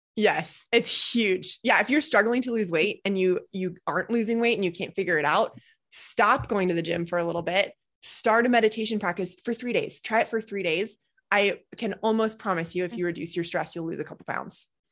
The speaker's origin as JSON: {"language": "English", "town": "Boulder", "region": "Colorado", "country": "United States", "tie": "born or raised there", "said": "I grew up in Boulder, Colorado"}